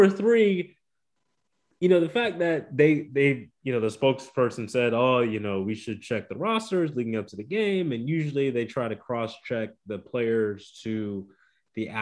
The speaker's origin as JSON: {"language": "English", "town": "Columbus", "region": "Ohio", "country": "United States", "tie": "born or raised there", "said": "I grew up in Columbus, Ohio"}